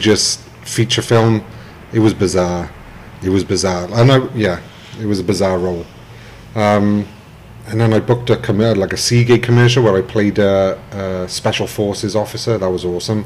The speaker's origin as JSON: {"language": "English", "region": "Wales", "country": "United Kingdom", "also_born_or_lived": "Richmond, Virginia / Buffalo, New York", "moved": "as an adult"}